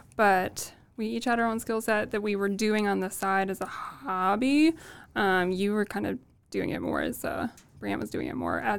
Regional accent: Midwest, United States; accent: Midwest; We like to think we don't have the Midwest accent anymore, but that might not be true.

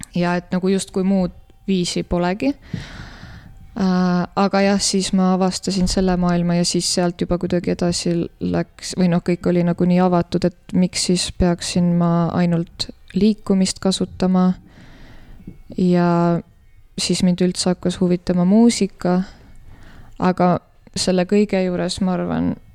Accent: Tallinn, Harju County, Estonia; now in Tartu, Estonia; ma olen pärit äh, Tallinnast

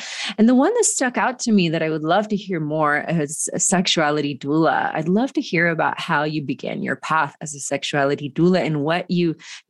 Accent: Georgia, United States; also born or lived in Brazil; growing up in Georgia? Is it growing up partially in Brazil?

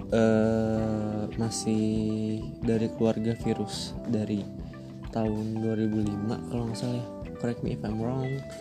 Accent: Karawang, West Java, Indonesia; born there; Gue asalnya dari Karawang Lahir juga di Karawang, tapi besar di di mana mana

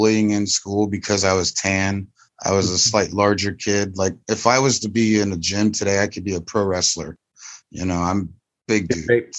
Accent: Florida, United States; moved away as an adult; also born or lived in Colorado / New Mexico; I was born and raised in Florida. I'm Apache Navajo. I'm a sixth generation descendant to Geronimo.

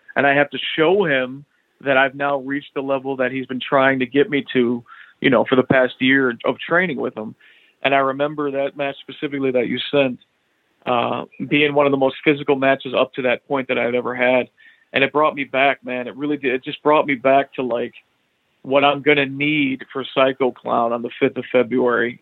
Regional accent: United States; I'm an American

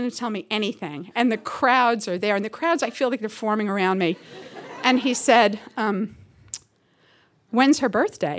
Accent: New York City, New York, United States; moved away; also born or lived in Seattle; I'm from New York originally, from Woodside, Queens

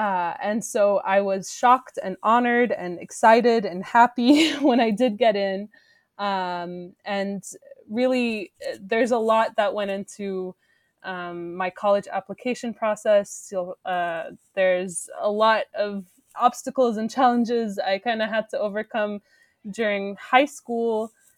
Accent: Saudi Arabia; also born or lived in Syria; Well, so I grew up in Saudi Arabia, but my family is originally Syrian. I spent almost a third of my life in Syria, though not continuously.

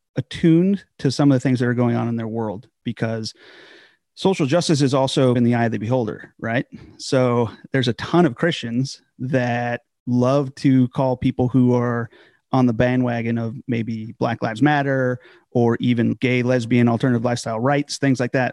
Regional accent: Southern California, United States; moved away as an adult; now in Virginia, United States; a village church out in Southern California. So from there, I grew up in the Foursquare Church primarily

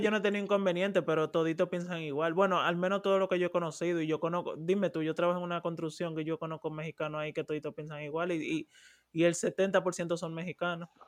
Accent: Dominican Republic; moved away; yo soy dominicano

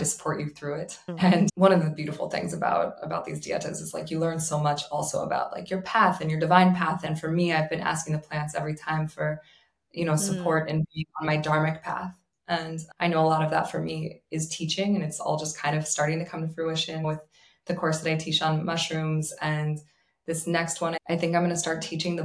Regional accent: New York, United States; I'm a New Yorker

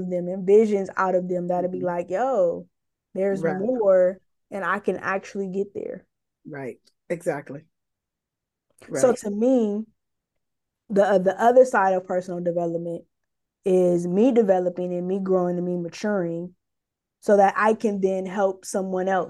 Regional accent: Los Angeles, California, United States; I'm from LA, I'm from Watts, and I grew up there. I spent the majority of my life there

